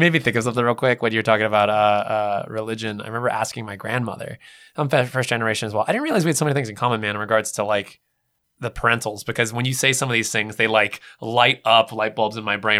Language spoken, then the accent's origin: English; California, United States; I was born in California, West Coast